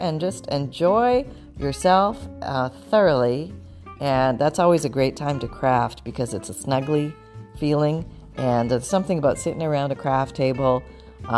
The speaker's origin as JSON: {"language": "English", "country": "Canada", "tie": "born or raised there", "moved": "yes", "lives_now": "Florida, United States", "said": "I was born in Canada"}